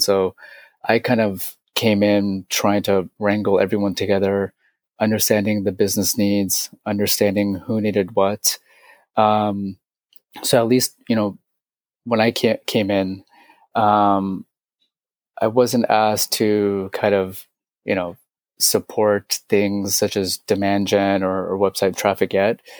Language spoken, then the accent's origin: English; San Francisco, California, United States; I'm from San Francisco.